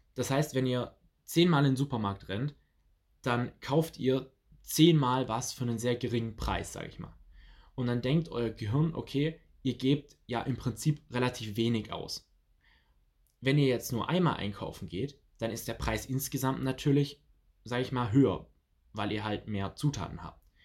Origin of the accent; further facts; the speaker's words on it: near Stuttgart, Swabia, Baden-Württemberg, Germany; ich komme ja aus der Nähe von Stuttgart, das heißt aus dem Schwabenland